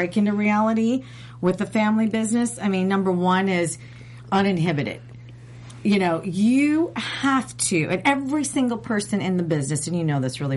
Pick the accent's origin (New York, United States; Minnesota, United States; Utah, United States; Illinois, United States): Minnesota, United States; I grew up in Minnesota, and I grew up fishing